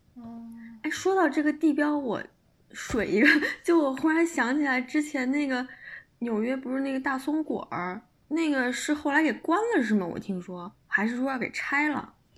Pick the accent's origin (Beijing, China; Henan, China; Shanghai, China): Beijing, China; 我不是在北京生的，我就大概幼儿园的时候哦来的北京，然后我 爸妈都哦。不是北京人，所以就可能所以没有那个，没有那么重的北京味儿